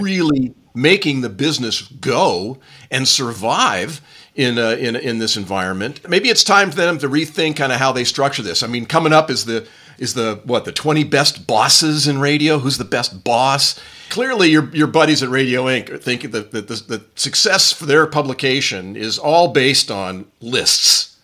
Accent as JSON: {"language": "English", "town": "Newport Beach", "region": "California", "country": "United States", "tie": "born or raised there", "said": "Newport Beach, California, my hometown"}